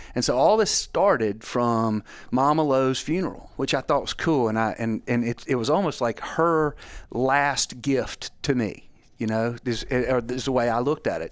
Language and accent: English; Scott County, Mississippi, United States; I grew up in Scott County, Mississippi, where, honestly, turkey hunting is just part of the lexicon